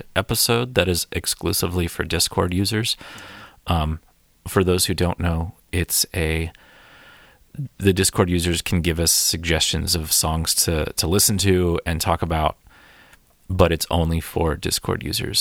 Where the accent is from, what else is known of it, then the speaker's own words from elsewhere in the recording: Erie, Pennsylvania, United States; I grew up in Erie